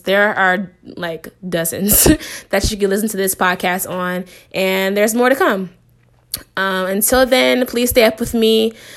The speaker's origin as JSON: {"language": "English", "town": "Shaker Heights", "region": "Ohio", "country": "United States", "tie": "born or raised there", "also_born_or_lived": "Anaheim, California", "moved": "as an adult", "lives_now": "Los Angeles, United States", "said": "I grew up in Cleveland. I went to school in Cleveland. Um, specifically, I grew up in Shaker Heights"}